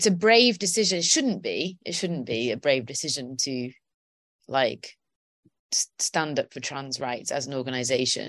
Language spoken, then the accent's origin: English; Welsh, Wales, United Kingdom; I'm Welsh